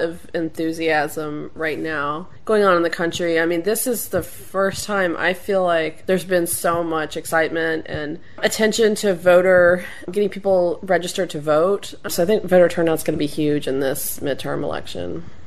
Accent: Tennessee, United States; moved away as an adult; now in Washington, D.C., United States; my home state of Tennessee

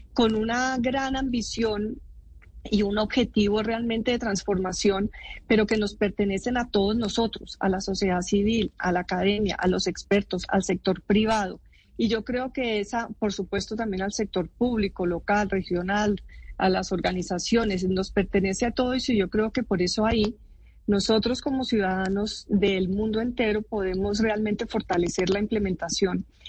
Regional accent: Colombia; soy orgullosa como colombiana de que hayan surgido en Colombia

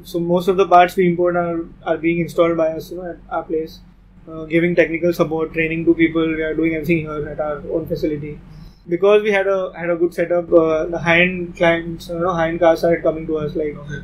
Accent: Mumbai, Maharashtra, India; we are from Bombay

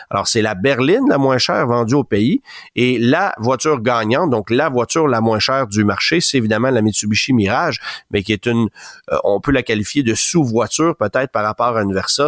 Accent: Canada; chez nous, au Canada

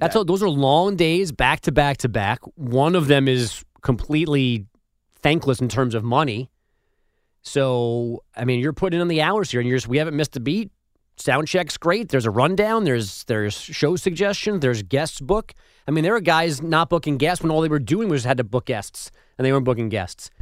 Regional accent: New York, United States; moved away; as a New Yorker

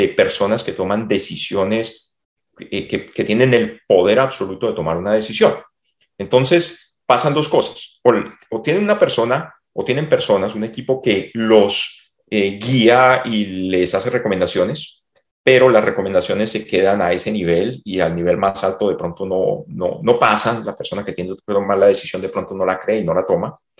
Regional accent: Cali, Valle del Cauca, Colombia; moved away as an adult; also born or lived in Bogotá, Colombia; now in Texas, United States; Yo soy de Cali, yo me fui a Bogotá a estudiar

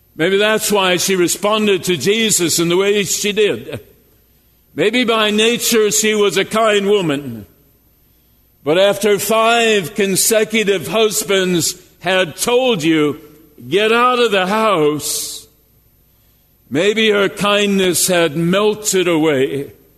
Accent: Jasper, Minnesota, United States; I grew up in Jasper, Minnesota, a 600 population.

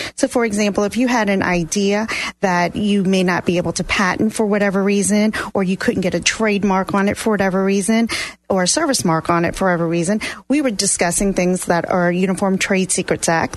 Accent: New Orleans, Louisiana, United States; moved away; I am originally from New Orleans, Louisiana

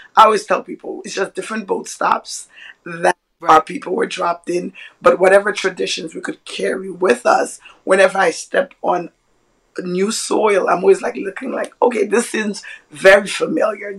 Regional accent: New York City, New York, United States; born or raised there; also born or lived in Haiti

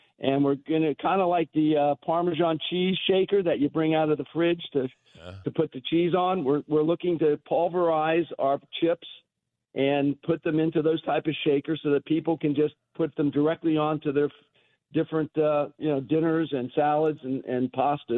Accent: Cincinnati, Ohio, United States; moved away; I come from Cincinnati. I'm a Ohio Buckeye

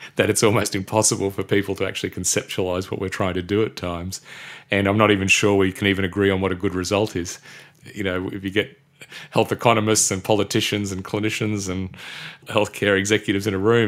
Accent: Brisbane, Queensland, Australia; I grew up mainly in Brisbane

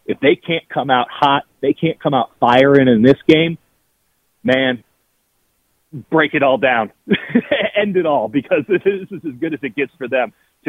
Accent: Chicago, Illinois, United States; moved away; also born or lived in Miami; I lived in Miami. Let me tell you, I'm still a wimp about the cold. I grew up in Chicago. I lived in Miami.

